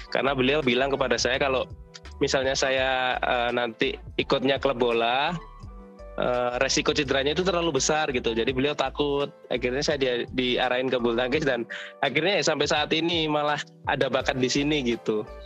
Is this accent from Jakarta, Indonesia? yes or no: no; Surabaya, East Java, Indonesia; now in Solo, Indonesia; aslinya Surabaya, cuman pada tahun 2012 oh. saya pindah ke Solo, jadi udah menetap di sini.